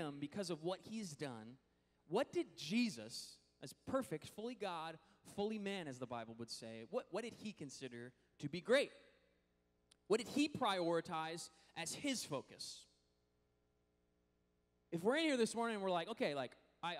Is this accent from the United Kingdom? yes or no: no; Washington, United States; moved away; Washington, which is actually my home state